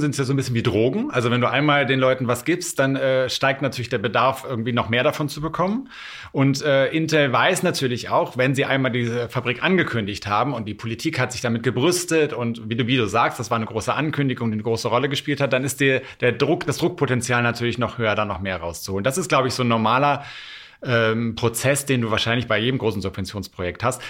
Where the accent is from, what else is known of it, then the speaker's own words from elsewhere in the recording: Rhineland, Germany; ich aus dem Rheinland komme